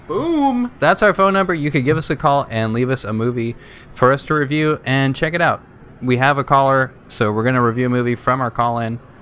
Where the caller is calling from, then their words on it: Corrales, New Mexico, United States; I'm calling from Corrales, New Mexico